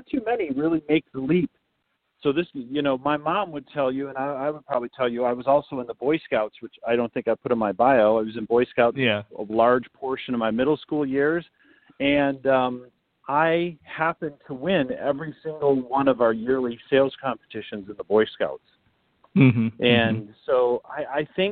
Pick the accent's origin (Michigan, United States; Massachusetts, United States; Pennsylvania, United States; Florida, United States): Michigan, United States; West; I grew up in West Michigan